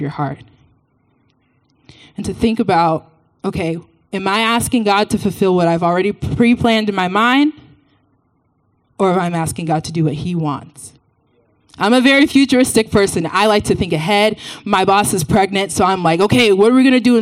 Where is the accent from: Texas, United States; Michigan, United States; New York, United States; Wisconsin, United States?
Texas, United States; I'm from Texas. So about me, I grew up in the church in Texas. Went to the same church my entire life